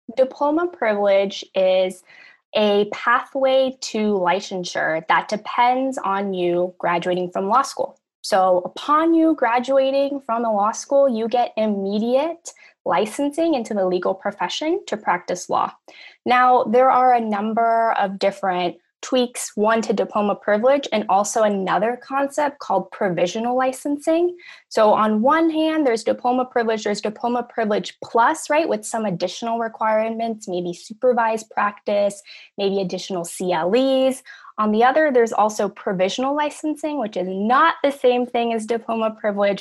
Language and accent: English; Los Angeles, California, United States; I'm from Los Angeles, California, born and raised